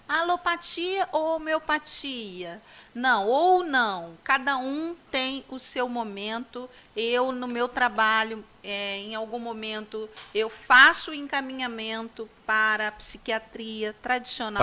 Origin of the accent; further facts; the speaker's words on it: Magé, Rio de Janeiro, Brazil; no Colégio Estadual de Magé, que foi onde eu me criei